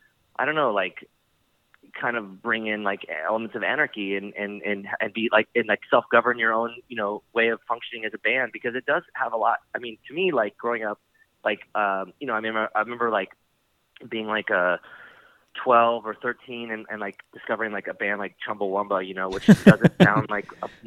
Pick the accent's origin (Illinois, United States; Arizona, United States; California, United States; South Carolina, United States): California, United States; San Diego; growing up in San Diego and starting to play music, like when I started playing when I was 15, you know, a lot of it's not like Los Angeles